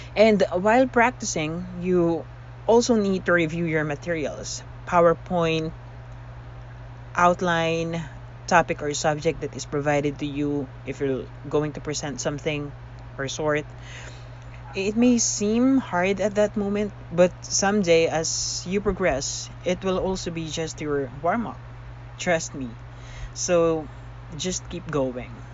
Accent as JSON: {"language": "English", "country": "Philippines", "said": "I am a Filipino"}